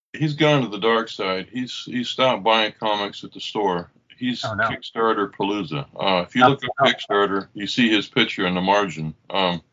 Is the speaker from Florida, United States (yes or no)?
no; Oklahoma, United States; I grew up in Oklahoma